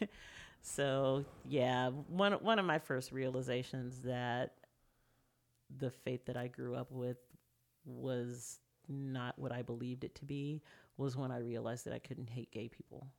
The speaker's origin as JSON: {"language": "English", "town": "Tyler", "region": "Texas", "country": "United States", "tie": "born or raised there", "also_born_or_lived": "Houston, Texas", "moved": "as an adult", "said": "I grew up in Tyler, Texas. I was born in Houston"}